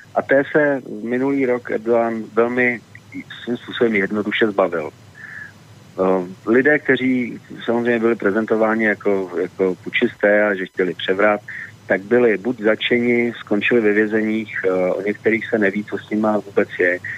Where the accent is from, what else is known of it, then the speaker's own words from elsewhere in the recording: Prague, Czechia; moved away as an adult; now in Central Bohemian Region, Czech Republic; narodil jsem se v Praze, žil jsem tam celý život, ve středních Čechách vlastně teď posledních deset let